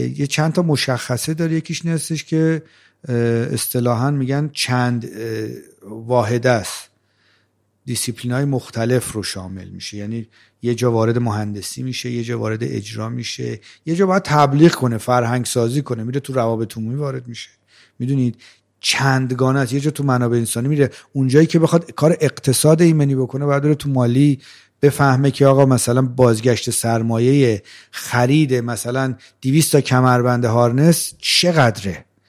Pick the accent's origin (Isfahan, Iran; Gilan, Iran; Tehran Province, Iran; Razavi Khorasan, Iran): Tehran Province, Iran; Rey; born or raised there